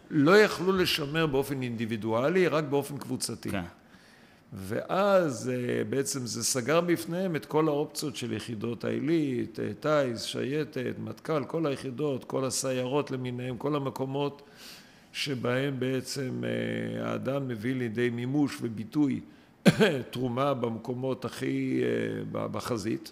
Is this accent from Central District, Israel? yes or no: no; Eilat, Southern District, Israel; moved away as an adult; גדלתי על הים באילת